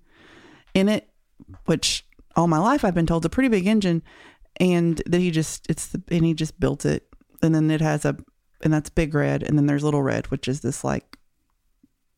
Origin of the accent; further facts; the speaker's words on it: Sevierville, Tennessee, United States; we're both from Sevierville